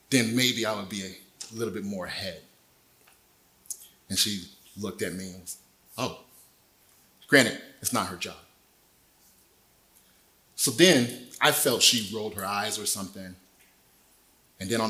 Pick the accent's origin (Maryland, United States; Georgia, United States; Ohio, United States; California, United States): California, United States; Desert Hot Springs; moved away as an adult; now in Temecula, United States; Ended up back in my hometown, Desert Hot Springs